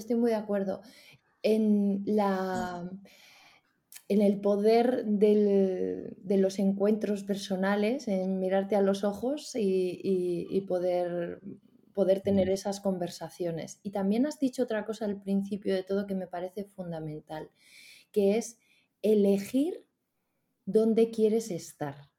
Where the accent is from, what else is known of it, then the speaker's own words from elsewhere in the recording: Spain; qué tenemos en España